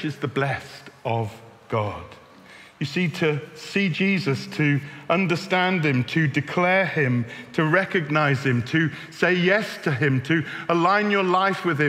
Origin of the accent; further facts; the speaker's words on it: Bristol, South West England, United Kingdom; moved away; I'm from Bristol.